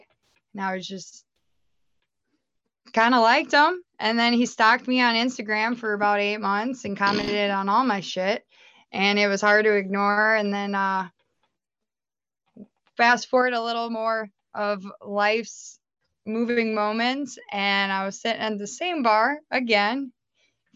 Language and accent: English; Minnesota, United States; moved away as an adult; I actually was born and raised in Minnesota, and I moved over here about almost 10 years ago now